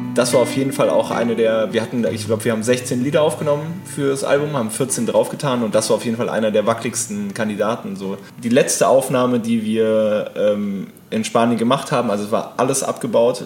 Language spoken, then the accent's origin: German; Hennef, North Rhine-Westphalia, Germany; moved away; Hennef, so wie der Song ursprünglich hieß, das ist da, wo ich herkomme